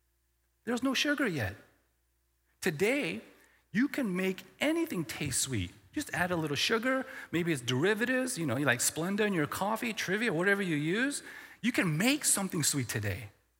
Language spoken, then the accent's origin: English; the South, United States; I grew up in the South or in the middle of the States. And we never stayed in one place for more than 5 years, mostly 2 or 3 years.